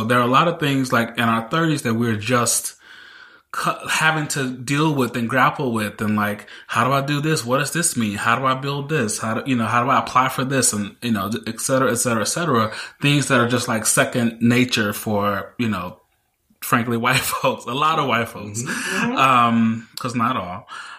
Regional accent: Mississippi, United States; I didn't come from a wealthy family. You know, I grew up in Mississippi.

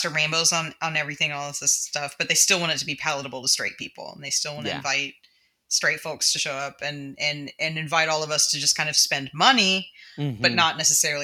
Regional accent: Alabama, United States; now in Huntsville, United States; you and I grew up in Alabama

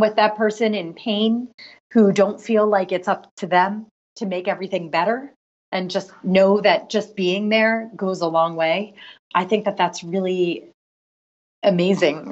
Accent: Philadelphia, Pennsylvania, United States; now in New York City, United States; Philadelphia, which is my hometown

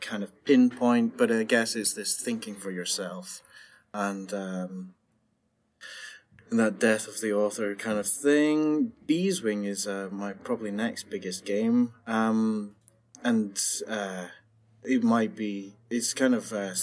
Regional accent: Scotland, United Kingdom; me being Scottish

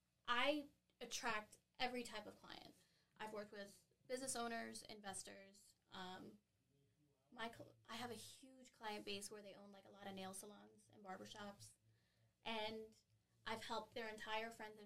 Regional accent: Long Beach, California, United States; also born or lived in San Bernardino, United States / Massachusetts, United States / Philadelphia, United States; I was born in San Bernardino, California. Grew up in Long Beach

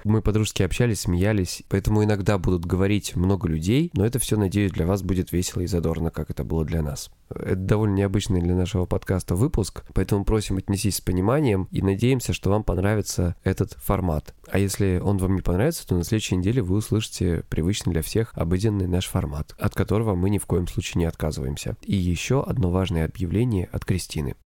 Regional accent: Krasnodar Krai, Russia; я с Кубани

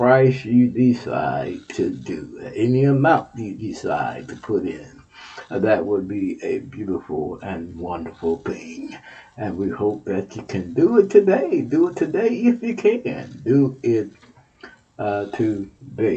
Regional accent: Texas, United States; You're my home state

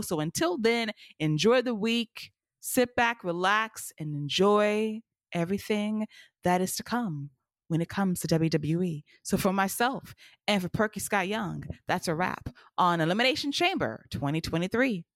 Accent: United States; I love America. I'm American

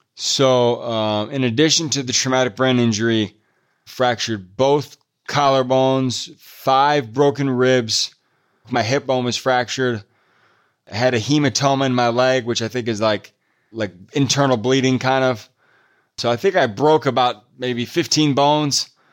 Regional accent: Midwest, United States; also born or lived in Pasadena, California; I'm from the Midwest, and so it's cold in the winter here

